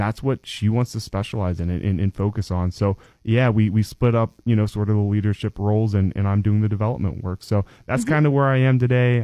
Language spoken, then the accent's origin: English; DuBois, Pennsylvania, United States; was born and raised in Du Bois